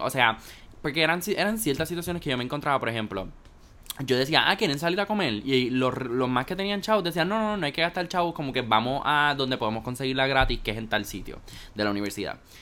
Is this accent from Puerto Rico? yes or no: yes; Puerto Rico; nosotros cogemos clases de inglés acá en Puerto Rico